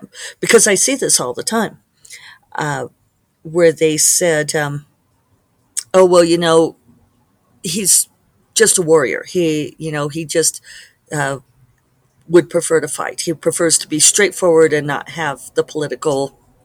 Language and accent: English; Colorado, United States; Colorado, my home state